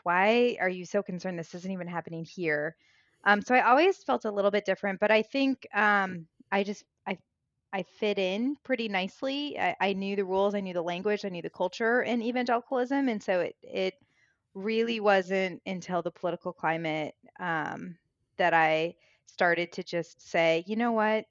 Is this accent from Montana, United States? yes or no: no; Springfield, Illinois, United States; also born or lived in Chicago; I grew up in the Midwest, I grew up in Illinois, Springfield, Illinois, land of Lincoln